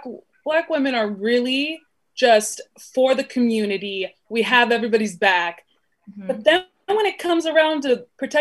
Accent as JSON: {"language": "English", "town": "Burbank", "region": "California", "country": "United States", "tie": "born or raised there", "said": "I was in Burbank, so melting pot."}